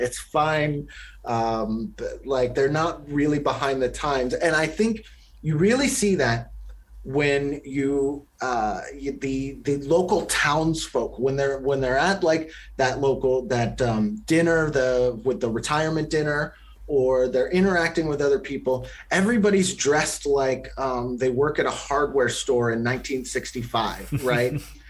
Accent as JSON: {"language": "English", "region": "Alabama", "country": "United States", "tie": "born or raised there", "said": "I grew up in Alabama"}